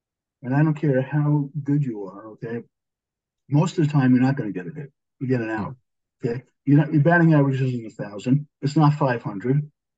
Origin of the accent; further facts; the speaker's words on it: New York City, New York, United States; moved away; also born or lived in Boston, Massachusetts; Always a Brooklyn boy. And, you know, I may have done a Pulmonary Fellowship at Mass General, but I'm still from Brooklyn.